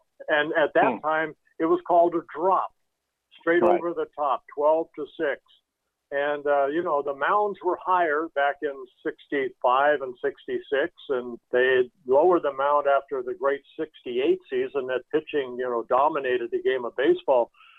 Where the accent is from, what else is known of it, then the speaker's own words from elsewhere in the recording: Southern California, United States; I grew up in Southern California.